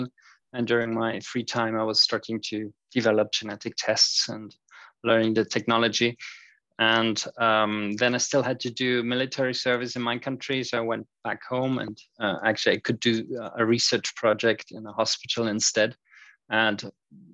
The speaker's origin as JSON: {"language": "English", "country": "Austria", "also_born_or_lived": "United Kingdom", "said": "I am from Austria, so I'm currently situated in Europe"}